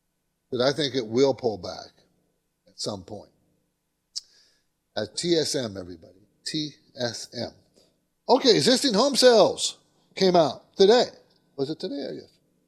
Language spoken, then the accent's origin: English; San Diego, California, United States; I grew up in San Diego. People don't know that, but my dad was in the Navy and stationed in San Diego.